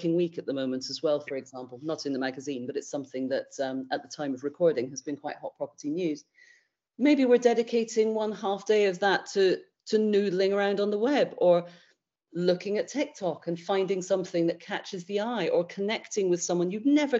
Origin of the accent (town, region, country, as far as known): United Kingdom